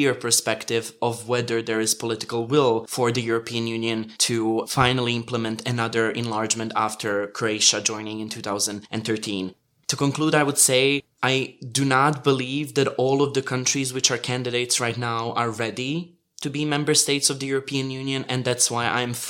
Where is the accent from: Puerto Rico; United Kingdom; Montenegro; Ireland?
Montenegro